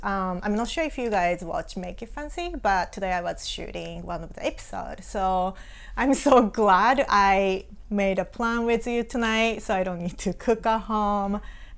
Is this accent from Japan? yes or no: yes; Hiroshima, Japan; English is a second language; moved away as an adult; also born or lived in Osaka / Australia / West Virginia; now in United States; So I was born and raised in Japan. I was born in Hiroshima, raised in Hiroshima. So I went, after I graduated high school, I moved to Osaka and I went to college there.